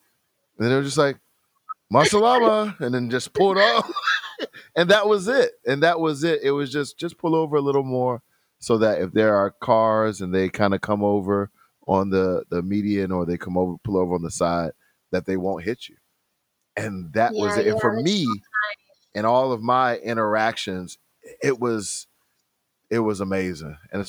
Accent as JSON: {"language": "English", "country": "United States", "moved": "as an adult", "lives_now": "Saudi Arabia", "said": "I'm from the States."}